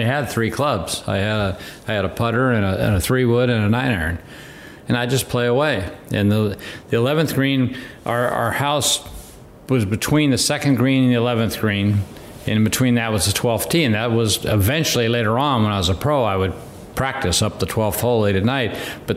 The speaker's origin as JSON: {"language": "English", "town": "San Bernardino", "region": "California", "country": "United States", "tie": "born or raised there", "said": "I grew up in San Bernardino at Arrowhead Country Club"}